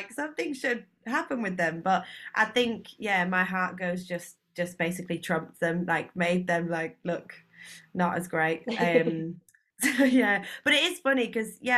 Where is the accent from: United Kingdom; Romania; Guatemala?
United Kingdom; Leeds, Yorkshire and the Humber; now in London, United Kingdom; I'm from Leeds originally, but I now live in London.